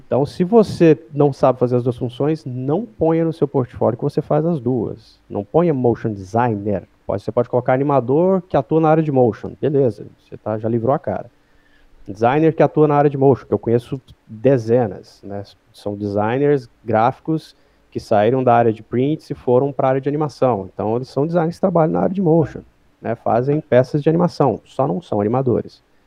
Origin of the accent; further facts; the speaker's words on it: Goiânia, Goiás, Brazil; moved away as an adult; now in São Paulo, Brazil; Eu, eu, moro em São Paulo, mas eu sou de Goiânia